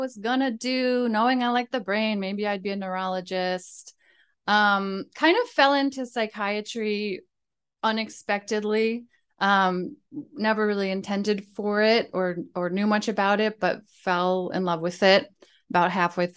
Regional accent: New Jersey, United States; moved away as an adult; also born or lived in Boston; now in New York City, United States; I grew up in New Jersey

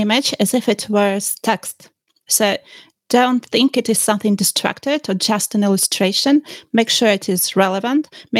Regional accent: Kyiv, Ukraine; I'm based in Kyiv, Ukraine, and I've lived most of my lifetime here.

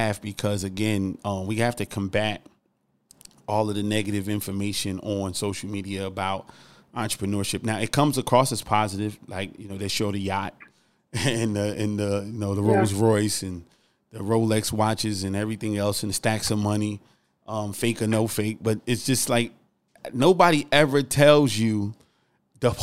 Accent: New Jersey, United States; moved away as an adult; also born or lived in South Carolina; I moved from New Jersey to South Carolina to go to college when I first left home

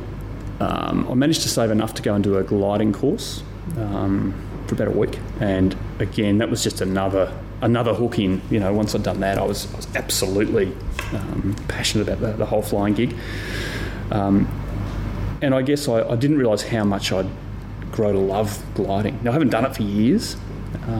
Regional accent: Mornington, Victoria, Australia; I grew up on the Mornington Peninsula, in Mornington itself

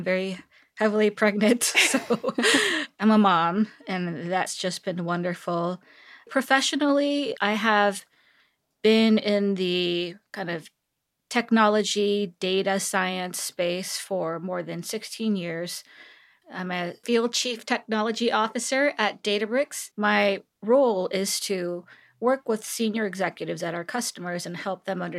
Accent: Seoul, South Korea; also born or lived in California; now in Texas, United States; I was born and raised in Seoul, Korea. And I went to school in California. And upon graduation, I moved to Texas. So yeah, it's been quite a while, 16, 17 years since I've been in Texas.

